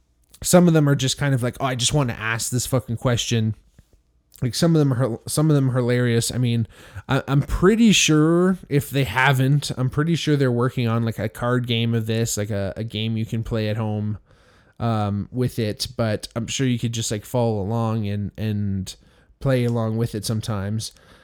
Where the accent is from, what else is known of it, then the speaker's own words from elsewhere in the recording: Hamilton, Ontario, Canada; I grew up also in Hamilton. There's a lot of Italians here in Hamilton that I grew up